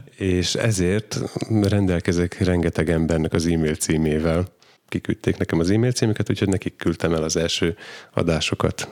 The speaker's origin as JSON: {"language": "Hungarian", "town": "Dunajská Streda", "region": "Trnava Region", "country": "Slovakia", "tie": "born or raised there", "moved": "yes", "lives_now": "Gemer, Slovakia", "said": "gömöri, gömörinek születtem, csak Dunaszerdáján"}